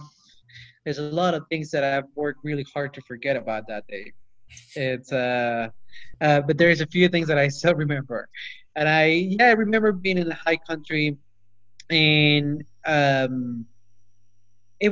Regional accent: Peru; now in Auburn, United States; I grew up in Peru

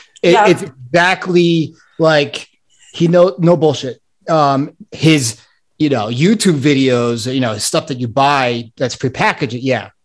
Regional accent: Santa Barbara, California, United States; I'm from Santa Barbara, California. So even worse.

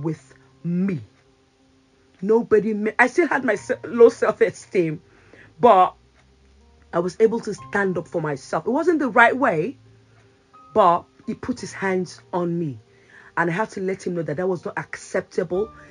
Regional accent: Nigeria; now in United Kingdom; back then in Nigeria, I usually, you know, my English was good, not great, but it was good.

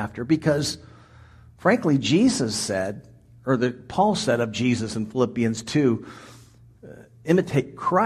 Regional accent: Washington, District of Columbia, United States; moved away; I grew up in the Washington, D.C. area

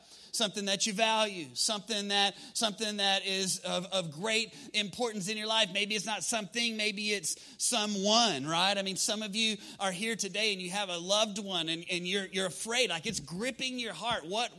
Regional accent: Texas, United States; we're from West Texas, not very many tornadoes out there.

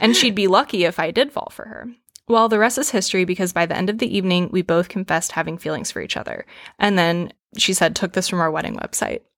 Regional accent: the South, United States; growing up in the South

